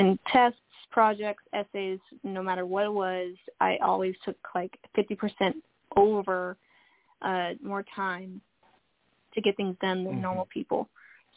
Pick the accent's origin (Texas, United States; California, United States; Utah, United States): Texas, United States; Dallas; I've been born and raised in Dallas, Texas, my whole life, and I love it here.